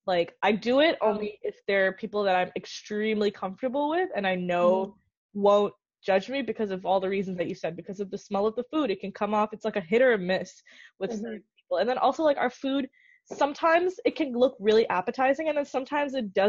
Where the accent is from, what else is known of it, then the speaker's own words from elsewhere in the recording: Nigeria; also born or lived in India; because I grew up in Nigeria in an American school and then went to India, which like has like, what do you call it? We were colonized by the British